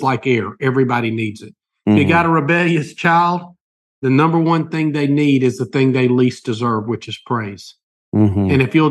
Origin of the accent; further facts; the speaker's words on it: Albany, Georgia, United States; I was born in Albany, Georgia, Southeast Georgia